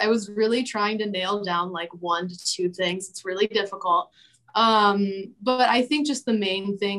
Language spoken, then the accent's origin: English; Traverse City, Michigan, United States; moved away as an adult; now in Grand Rapids, United States; I'm originally from Traverse City, Michigan. But moved down to Grand Rapids maybe 6 years ago now to go to school at Grand Valley.